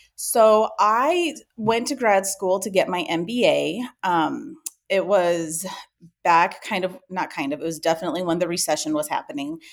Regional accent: Ames, Iowa, United States; also born or lived in Spain; I grew up in Ames, Iowa, which is where our company is still based out

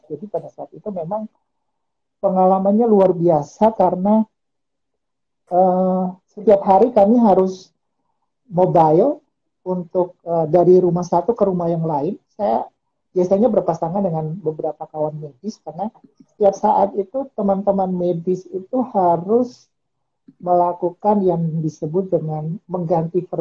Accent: Ambon, Maluku, Indonesia; now in Yogyakarta, Indonesia; Saya saya aslinya Ambon.

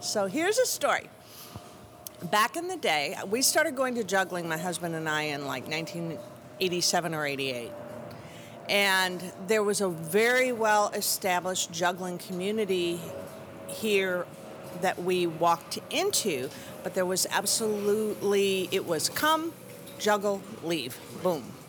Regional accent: Chicago, Illinois, United States; also born or lived in Tucson, Arizona; now in Austin, United States; I'm from Chicago area and lived a few years in Tucson, but I've been here since nineteen eighty-five

